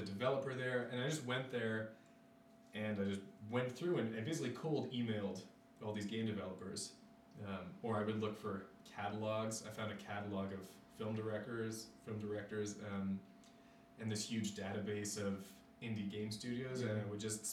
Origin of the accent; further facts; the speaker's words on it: Newmarket, Ontario, Canada; moved away as an adult; now in Ottawa, Canada; I grew up in Newmarket.